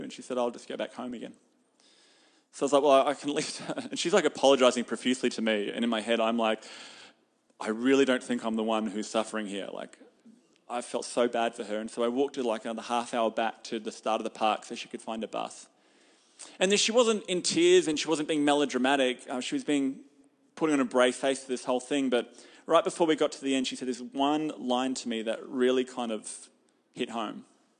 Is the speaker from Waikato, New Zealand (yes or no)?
yes; Hamilton, Waikato, New Zealand; And I'm from Hamilton. I don't live here.